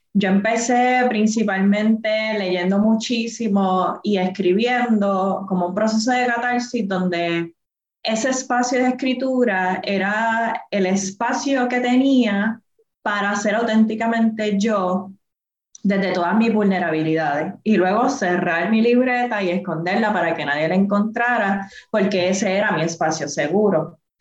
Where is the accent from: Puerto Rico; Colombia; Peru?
Puerto Rico; Adjuntas; soy del barrio Portillo de Ajuntas, del Montecito, vengo de, de trabajar en la finca y coger café de toda mi vida